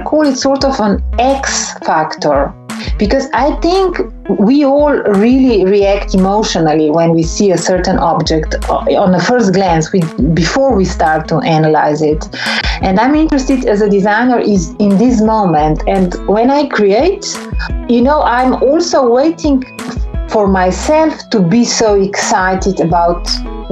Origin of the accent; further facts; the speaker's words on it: Ljubljana, Slovenia; I was born in Ljubljana, which was a time part of ex-Yugoslavia